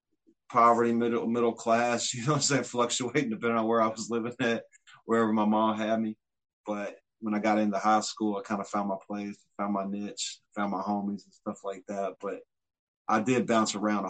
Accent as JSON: {"language": "English", "town": "Frankfort", "region": "Kentucky", "country": "United States", "tie": "born or raised there", "said": "My hometown? Well, you know, it's a historical capital, small, kind of southern, kind of river oriented. We're right on the river. We're in between Lexington and Louisville."}